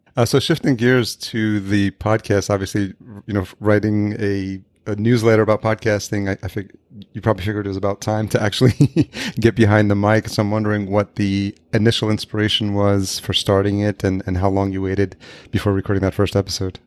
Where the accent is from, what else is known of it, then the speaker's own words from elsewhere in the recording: Yonkers, New York, United States; moved away as an adult; also born or lived in Brooklyn, New York / Los Angeles; now in Minneapolis, United States; I grew up just outside New York City, Yonkers, New York.